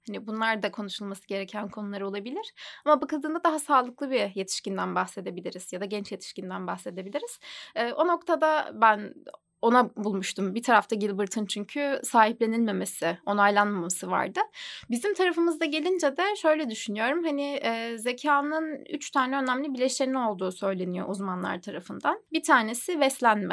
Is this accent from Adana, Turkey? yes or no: yes; Adana, Turkey; moved away; Aslen Adanalıyım. Ailem orada